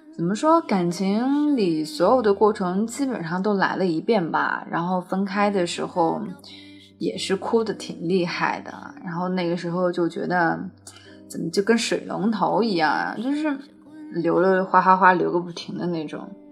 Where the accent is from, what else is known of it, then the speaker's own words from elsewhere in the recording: Zhengzhou, Henan, China; 我们都是郑州的嘛